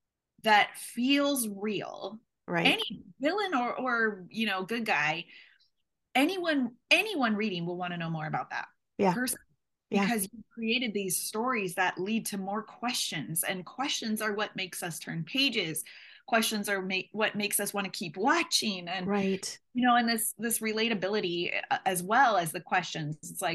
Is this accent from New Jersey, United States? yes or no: no; Seattle, Washington, United States; also born or lived in Tunisia / Finland; So the base is Seattle, because I'm from Seattle.